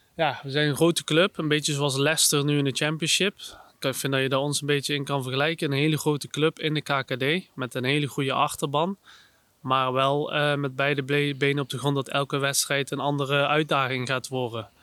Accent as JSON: {"language": "Dutch", "country": "Netherlands", "said": "ik als Nederlander"}